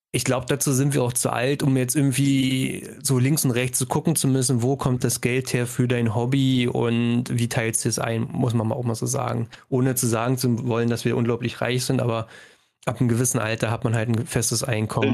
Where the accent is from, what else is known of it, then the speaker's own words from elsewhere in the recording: Brandenburg, Germany; es gibt nicht viel Zivilisation mhm. bei uns in Brandenburg